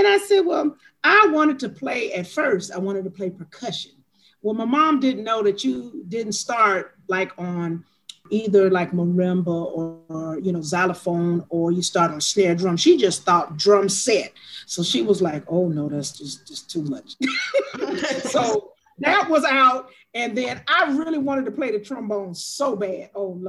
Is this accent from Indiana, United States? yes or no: yes; Anderson, Indiana, United States; born there; also born or lived in Gary, Indiana; I was born in Anderson, Indiana. I lived in Gary, Indiana.